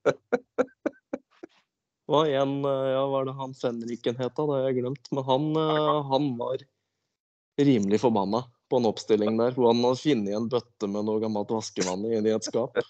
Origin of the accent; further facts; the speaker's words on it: Askim, Østfold, Norway; jeg er ifra Askim. Det er jo ja. indre Østfold.